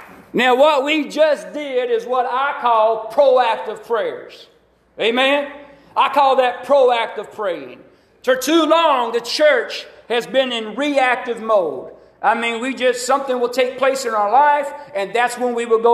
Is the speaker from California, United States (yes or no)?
no; Alabama, United States; I grew up in Alabama